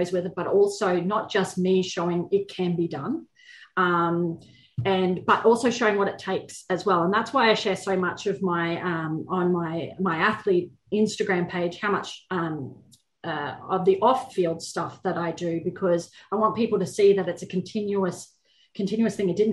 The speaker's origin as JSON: {"language": "English", "region": "Queensland", "country": "Australia", "said": "I am from Queensland"}